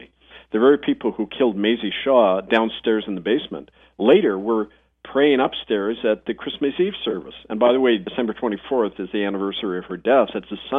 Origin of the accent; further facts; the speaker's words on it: Winnipeg, Manitoba, Canada; I was growing up in Winnipeg